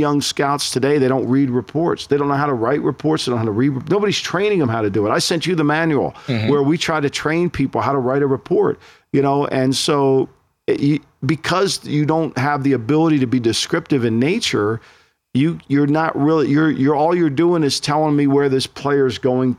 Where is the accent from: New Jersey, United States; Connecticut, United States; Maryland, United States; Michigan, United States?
New Jersey, United States; I'm growing up in New Jersey